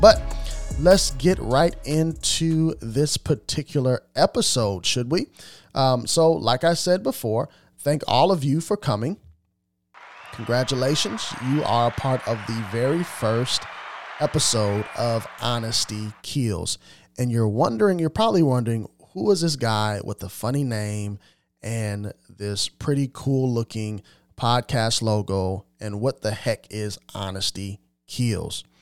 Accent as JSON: {"language": "English", "town": "Carbondale", "region": "Illinois", "country": "United States", "tie": "born or raised there", "also_born_or_lived": "Jacksonville, Illinois"}